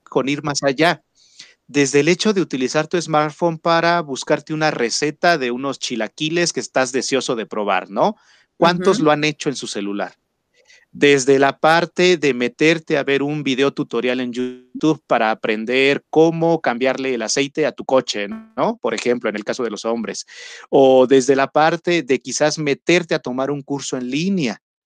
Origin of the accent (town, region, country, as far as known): Mexico